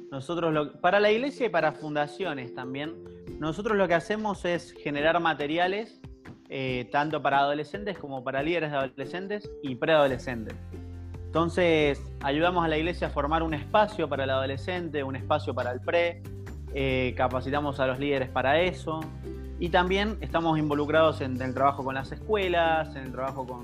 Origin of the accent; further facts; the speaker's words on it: Mendoza, Argentina; now in Buenos Aires, Argentina; casado con una cordobesa y bueno, viviendo hace siete años en Buenos Aires, entonces mi tonada puede variar mucho, así que no, hay problema.